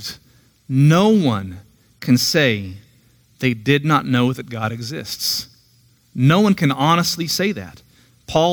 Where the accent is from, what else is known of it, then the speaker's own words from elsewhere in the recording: Tulsa, Oklahoma, United States; now in Tahlequah, United States; I'm originally from Tulsa. I grew up near 11th and Mingo